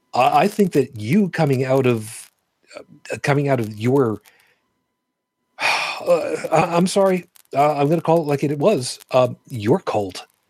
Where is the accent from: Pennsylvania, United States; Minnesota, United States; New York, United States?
New York, United States; New York City; moved away; also born or lived in Trenton, New Jersey; I was born in Brooklyn